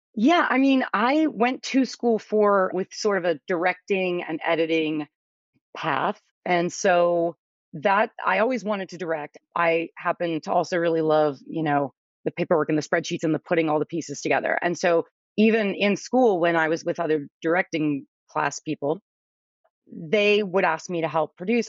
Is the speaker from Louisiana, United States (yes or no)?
yes; New Orleans, Louisiana, United States; I'm originally from New Orleans